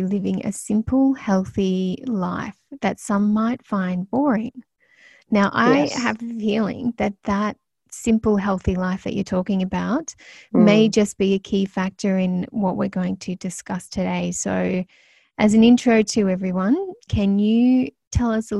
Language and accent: English; Melbourne, Victoria, Australia; originally from Melbourne, so that's my hometown too